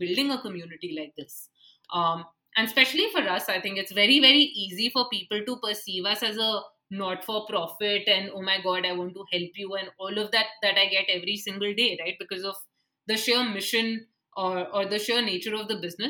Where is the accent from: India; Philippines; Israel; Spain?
India